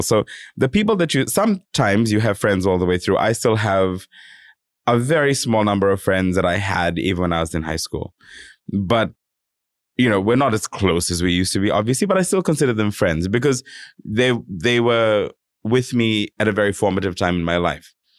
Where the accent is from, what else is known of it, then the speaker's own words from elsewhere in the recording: Fiji; now in Sydney, Australia; I come from Fiji. I, I you know I grew up there